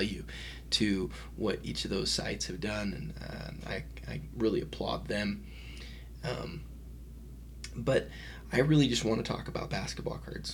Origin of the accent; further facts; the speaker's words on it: Utah, United States; I'm from Utah